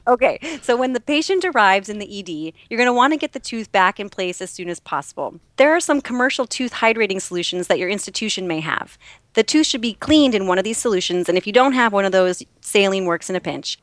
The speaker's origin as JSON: {"language": "English", "region": "Minnesota", "country": "United States", "moved": "yes", "lives_now": "New York, United States", "said": "a Minnesotan"}